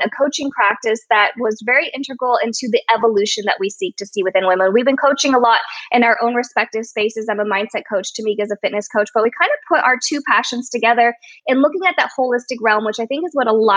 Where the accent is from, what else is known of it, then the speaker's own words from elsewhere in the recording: United States; I'm Chinese American